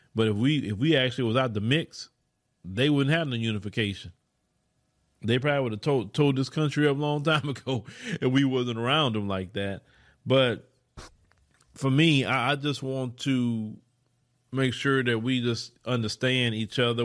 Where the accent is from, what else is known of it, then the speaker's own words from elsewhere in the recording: Port Arthur, Texas, United States; also born or lived in Houston area, Texas; now in Houston, United States; I come from Port Arthur, Texas, right? A go nowhere place.